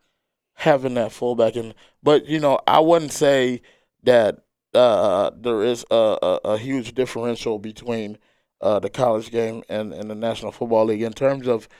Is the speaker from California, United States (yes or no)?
yes; San Diego, California, United States; I'm from San Diego